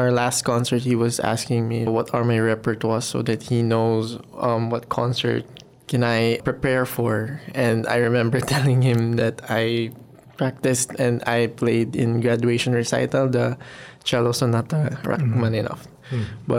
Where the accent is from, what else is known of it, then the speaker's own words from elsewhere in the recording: Angono, Calabarzon, Philippines; I came from Angono, which is the art capital of the Philippines.